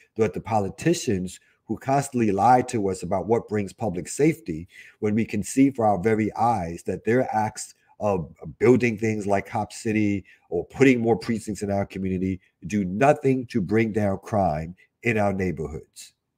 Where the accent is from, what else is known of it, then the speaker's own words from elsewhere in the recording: New York City, New York, United States; I grew up in Albany Projects in Brooklyn